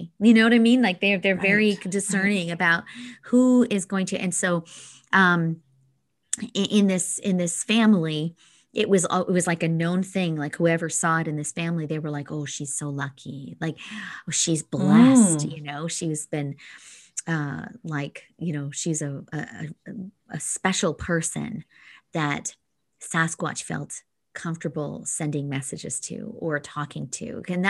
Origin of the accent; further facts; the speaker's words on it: Alberta, Canada; and I grew up in Northern Alberta. So, you know, we lived in the tundra for probably 6 months of the year.